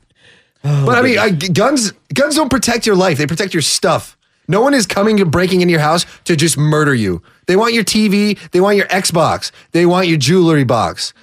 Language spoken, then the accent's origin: English; California, United States; I'm from California